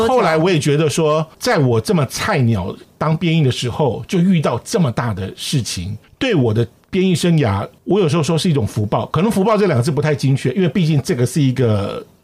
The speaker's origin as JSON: {"language": "Chinese", "town": "Zhongli", "region": "Taoyuan", "country": "Taiwan", "tie": "born or raised there", "said": "我老家算是桃园中立"}